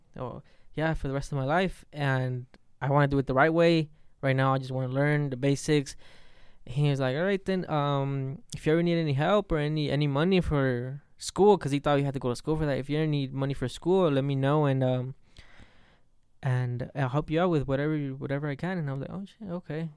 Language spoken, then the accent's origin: English; Las Vegas, Nevada, United States; also born or lived in Puebla, Mexico; when I was three, I came here to, to U S, to Vegas. It's, I think, yeah, it's the first, pretty much where I grew up